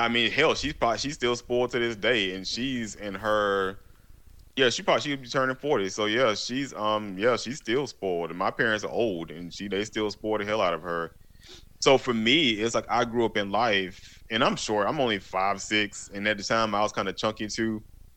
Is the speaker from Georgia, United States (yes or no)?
yes; Macon, Georgia, United States; I come from Macon, Georgia, which is in the deep south of Georgia